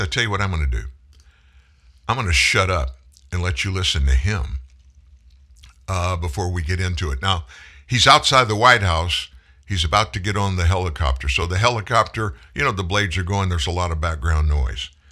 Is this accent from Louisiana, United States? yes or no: yes; South Louisiana, United States; I'm from South Louisiana. I grew up with a gun in my hand